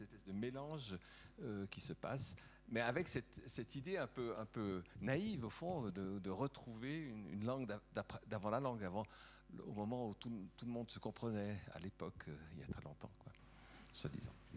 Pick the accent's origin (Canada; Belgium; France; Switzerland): Switzerland; Valais; also born or lived in Geneva; now in Lausanne, Switzerland; en tant que Valaisan ayant euh, vécu longtemps à Genève, habitant euh, désormais Lausanne